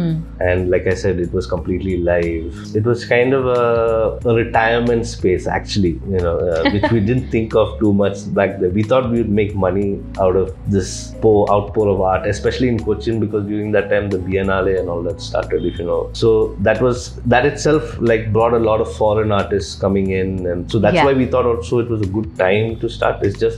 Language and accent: English; Kuwait; This whole third culture thing of being born and brought up in Kuwait and not really identifying with any, whether it was Chennai or Kerala.